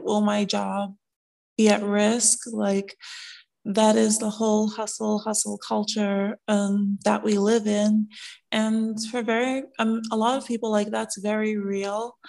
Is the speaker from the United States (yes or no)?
yes; New York City, New York, United States; moved away as an adult; also born or lived in Brooklyn, New York; now in Atlanta, United States; I was born in Brooklyn, raised in Queens, New York